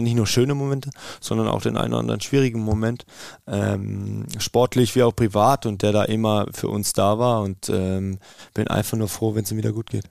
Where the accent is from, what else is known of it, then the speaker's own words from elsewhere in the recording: Karlsruhe-Heidelberg region, Baden-Württemberg, Germany; moved away as an adult; now in Meerbusch, Germany; wir sind ja ähm, aus der Region Karlsruhe-Heidelberg, aus der Ecke